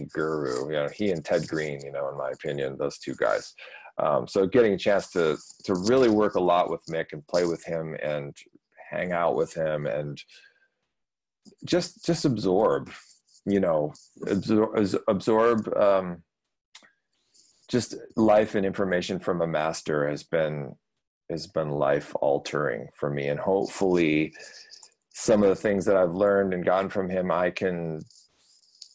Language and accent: English; Michigan, United States; moved away as an adult; also born or lived in Texas / Paris, France; I grew up in Michigan